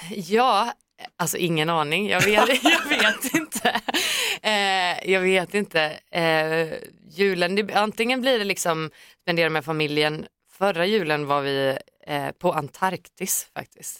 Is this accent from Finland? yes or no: yes; Finland; now in Stockholm, Sweden; den svenska populärkulturen som man var uppväxt med